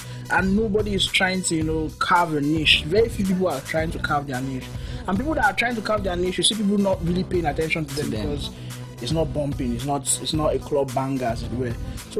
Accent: Edo, Nigeria; Oh, I'm from Edo State anyway.

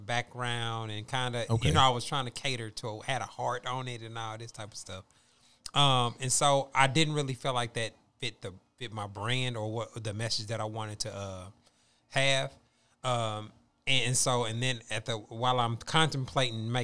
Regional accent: Kansas City, Missouri, United States; moved away as an adult; I'm originally from Kansas City, Missouri

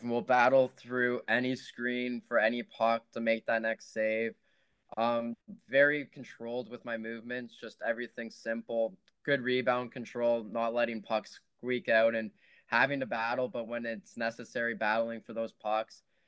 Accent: Oakville, Ontario, Canada; I'm from Oakville

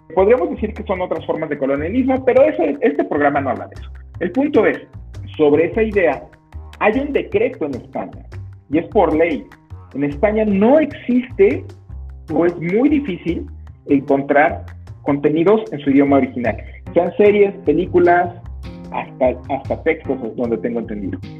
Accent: Mexico

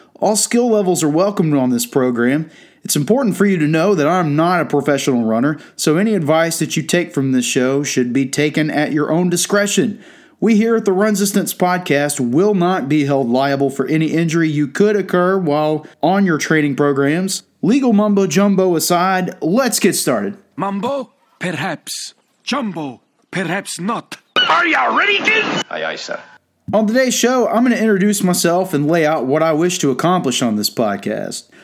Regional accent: Georgia, United States; I'm from Georgia

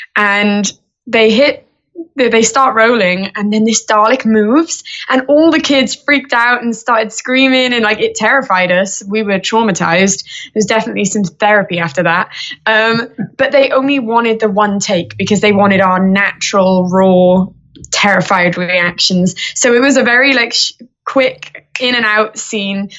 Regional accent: Wales, United Kingdom; I say from the UK, but I am from Wales

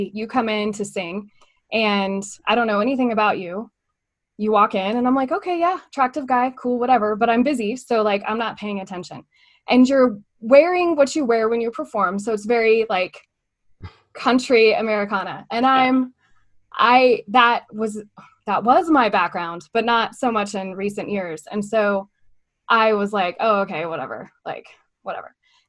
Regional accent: California, United States; I grew up in Southern California.

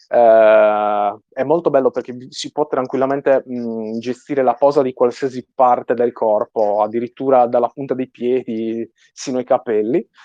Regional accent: Sardinia, Italy; accent: Sardinian; sono sardo, il mio accento spicca parecchio

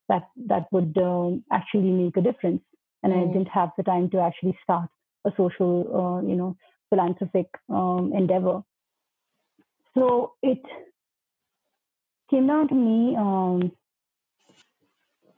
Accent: Uttarakhand, India; now in Delhi, India; I'm from Uttarakhand and I can speak the local dialect

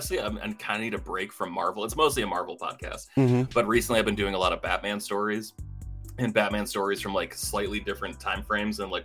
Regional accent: Maine, United States; I'm from Maine

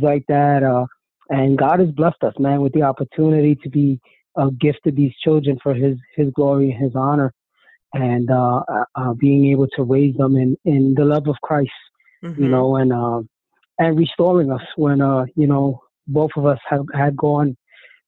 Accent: New York City, New York, United States; now in New Jersey, United States; I grew up in Brooklyn, New York, and in Williamsburg

